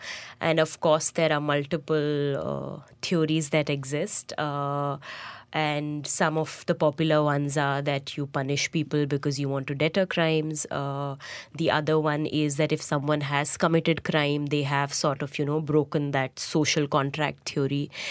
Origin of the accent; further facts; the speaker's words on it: Lucknow, Uttar Pradesh, India; moved away as an adult; also born or lived in Bangalore; I went back to my hometown in Lucknow